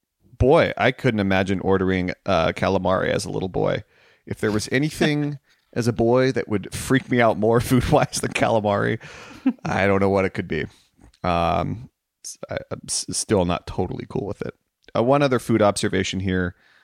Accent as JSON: {"language": "English", "region": "New Jersey", "country": "United States", "tie": "born or raised there", "said": "I'm Italian on my mother's side, and I grew up in New Jersey, and I can give you tons."}